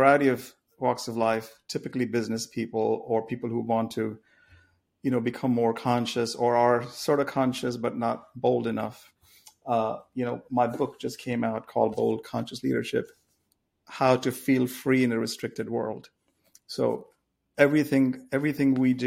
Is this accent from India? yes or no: yes; India; moved away; I grew up in India